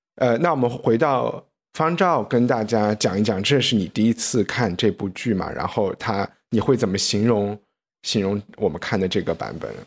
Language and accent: Chinese; China; 我们大陆人讲泰勒